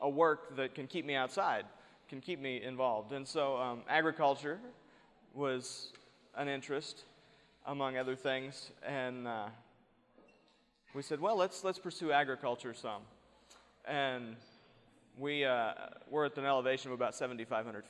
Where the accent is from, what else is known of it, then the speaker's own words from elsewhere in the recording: East Coast, United States; now in New Mexico, United States; I was born and raised in back east.